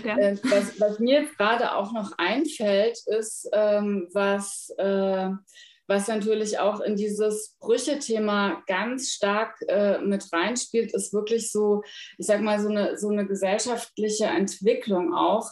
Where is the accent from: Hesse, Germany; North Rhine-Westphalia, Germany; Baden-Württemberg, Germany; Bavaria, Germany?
Hesse, Germany; Frankfurt area; moved away as an adult; now in Berlin, Germany; Ich komme ursprünglich aus Hessen, aus der Frankfurter Ecke.